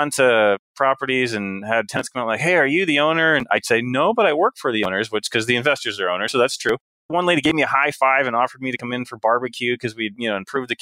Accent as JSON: {"language": "English", "country": "United States", "tie": "born or raised there", "said": "I was born in the United States."}